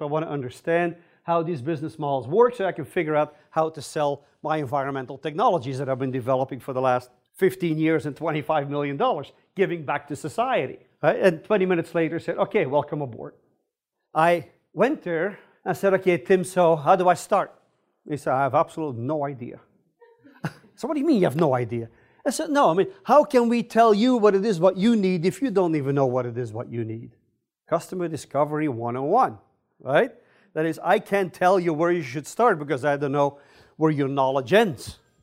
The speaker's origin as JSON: {"language": "English", "country": "Belgium", "also_born_or_lived": "California / Stanford", "moved": "as an adult", "lives_now": "United States", "said": "I'm originally from Belgium."}